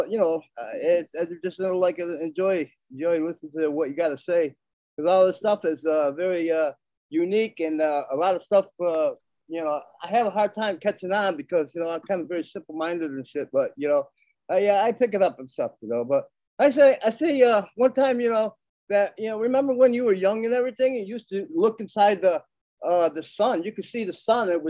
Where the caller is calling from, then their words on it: New York City, New York, United States; I'm in New York City.